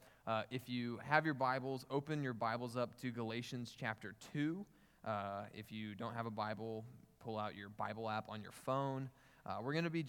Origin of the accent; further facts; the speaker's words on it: Newcastle, Oklahoma, United States; moved away as an adult; now in Houston, United States; I'm from Newcastle, Oklahoma